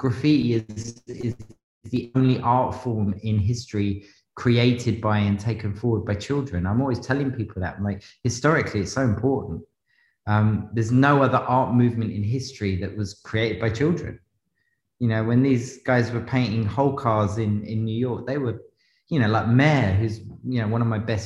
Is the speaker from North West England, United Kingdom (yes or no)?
no; London, United Kingdom; I'm a zone two kid. You know, I grew up in zone two